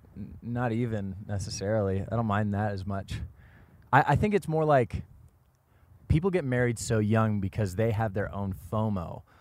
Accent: Washington, United States; now in Los Angeles, United States; I was born and raised in Washington State, and this just kind of feels like home to me

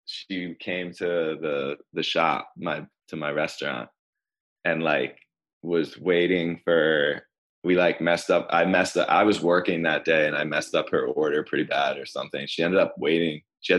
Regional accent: New York City, New York, United States; now in New Orleans, United States; I just turned 30 and I'm from 85th Street and 3rd Avenue.

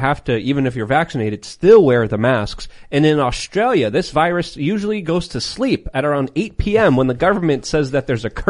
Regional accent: New York City, New York, United States; I grew up in New York City.

